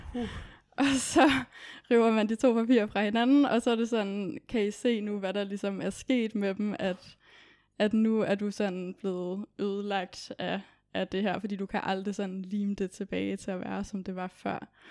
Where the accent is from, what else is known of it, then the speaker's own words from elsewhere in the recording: Copenhagen, Capital Region of Denmark, Denmark; Kommer fra København